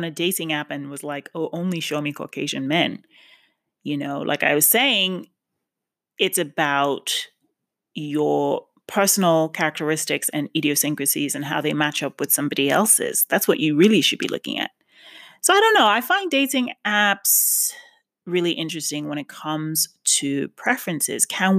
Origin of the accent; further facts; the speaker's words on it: New York, United States; now in West Hollywood, United States; Yes, I'm from New York. Yes, but obviously have lived in West Hollywood for half a decade. So I still identify with Los Angeles.